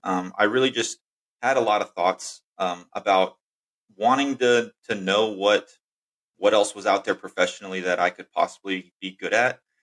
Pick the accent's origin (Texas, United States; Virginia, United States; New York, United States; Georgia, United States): Texas, United States; I was uh, born and raised in Texas.